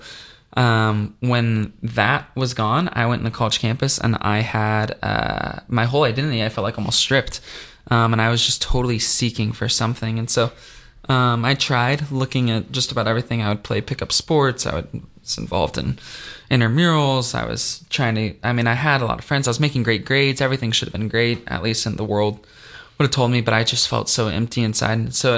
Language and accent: English; Dallas, Texas, United States; I'm from Dallas, Texas, originally, and then I went to school at the University of Missouri, where I studied journalism.